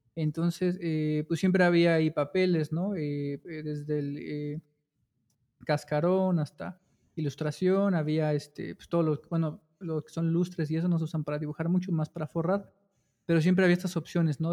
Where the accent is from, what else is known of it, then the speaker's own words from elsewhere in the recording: Cuautitlán Izcalli, State of Mexico, Mexico; yo nací en la Ciudad de México, eh, solo nací ahí o sea, en un hospital de la ciudad y ya crecí este, toda mi infancia y gran parte de mi vida en, la, en el Estado de México, en Cuautitlán Izcalli.